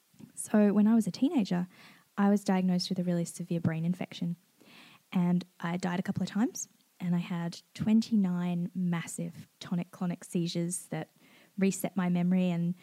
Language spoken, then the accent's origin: English; Perth, Western Australia, Australia; But I came across from Perth. I set up my life here and I got a job in the Lego shop in Moonee Ponds